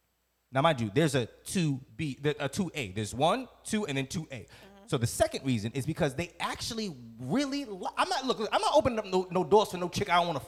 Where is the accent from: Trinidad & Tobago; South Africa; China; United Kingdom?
Trinidad & Tobago; I'm Trinidadian.